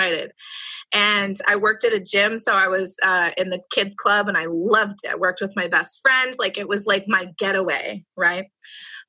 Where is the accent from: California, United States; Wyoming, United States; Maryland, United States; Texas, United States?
California, United States; Roseville; I grew up in Roseville. It's near Sacramento